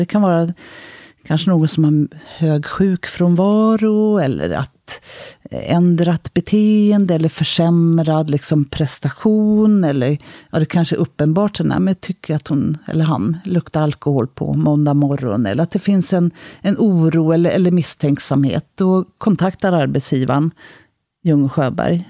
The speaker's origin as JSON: {"language": "Swedish", "town": "Stockholm", "region": "Stockholm County", "country": "Sweden", "also_born_or_lived": "Sundsvall", "said": "jag kommer från Stockholm"}